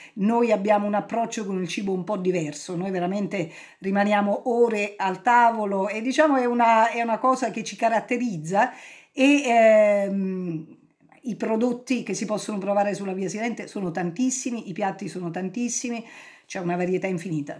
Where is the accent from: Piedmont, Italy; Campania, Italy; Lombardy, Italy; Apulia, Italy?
Campania, Italy; Cilento